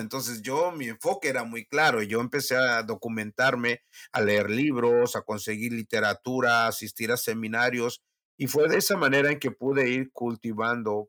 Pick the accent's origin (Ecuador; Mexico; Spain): Mexico; moved away as an adult; also born or lived in Huasteca / Mexico City / North Africa; now in South Texas, United States